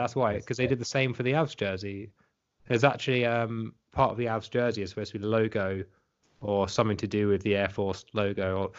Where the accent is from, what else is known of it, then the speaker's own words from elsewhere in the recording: United Kingdom; given that we are in Britain and we are British.